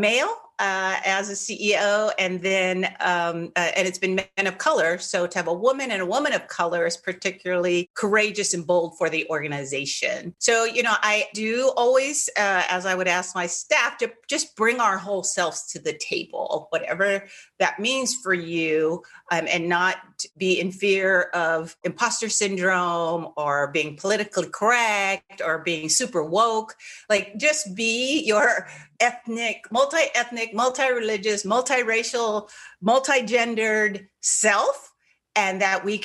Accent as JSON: {"language": "English", "town": "Tacoma", "region": "Washington", "country": "United States", "said": "So I'm from the Pacific Northwest, which you know, even on our block, and because we were part military, it was such a diverse block."}